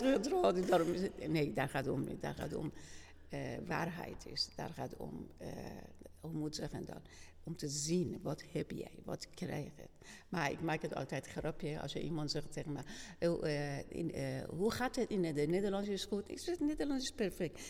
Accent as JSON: {"language": "Dutch", "country": "Iran", "second_language": "Dutch", "moved": "as an adult", "lives_now": "Kampen, Netherlands", "said": "ik kom uit Iran"}